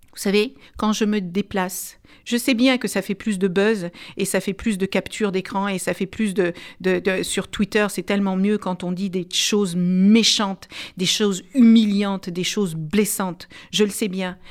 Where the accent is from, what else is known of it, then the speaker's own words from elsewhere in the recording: France; je suis française